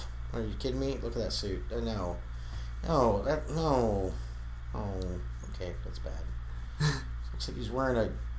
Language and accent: English; the South, United States; and I'm from the South